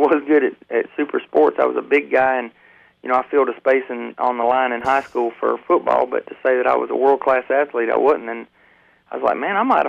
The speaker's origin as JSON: {"language": "English", "region": "Georgia", "country": "United States", "tie": "born or raised there", "also_born_or_lived": "Dayton, Ohio", "said": "I was born in Dayton, Ohio, and my father was a fireman, and we moved to Georgia when I was about 6 years old, but basically, I've been in Georgia my whole life"}